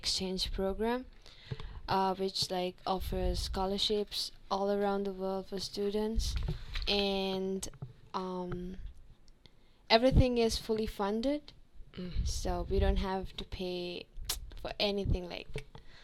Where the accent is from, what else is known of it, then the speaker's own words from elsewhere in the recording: Sri Lanka; moved away as an adult; now in United States; from Sri Lanka